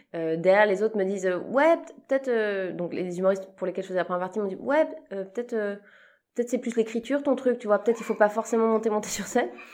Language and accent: French; Switzerland; je suis suisse, euh, j'ai commencé ma carrière en Suisse